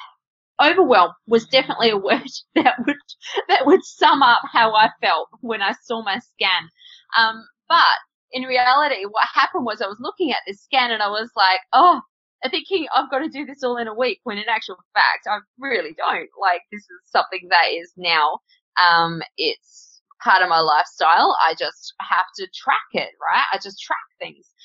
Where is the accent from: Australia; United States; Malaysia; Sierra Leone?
Australia; I'm Australian